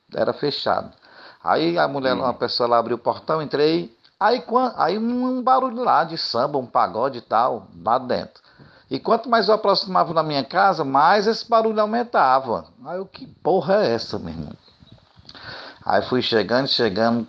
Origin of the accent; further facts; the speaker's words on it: Maracanaú, Ceará, Brazil; sou aqui de Maracanaú